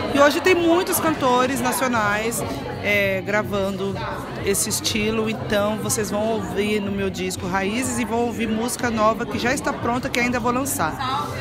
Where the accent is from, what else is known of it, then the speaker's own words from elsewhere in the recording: São Paulo, Brazil; nasci na, na Vila Brasilândia